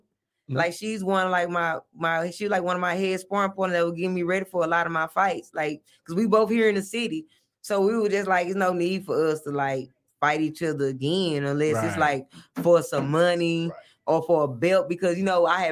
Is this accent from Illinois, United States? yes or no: no; Dallas, Texas, United States; I'm from Village Oaks in Oak Cliff